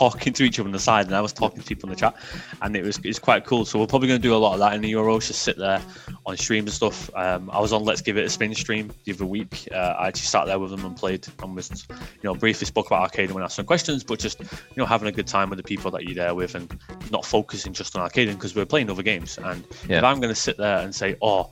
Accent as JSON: {"language": "English", "region": "England", "country": "United Kingdom", "said": "I'm English through and through"}